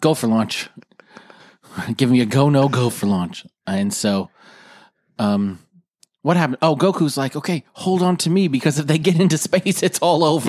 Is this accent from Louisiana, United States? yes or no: no; South Dakota, United States; I'm from South Dakota.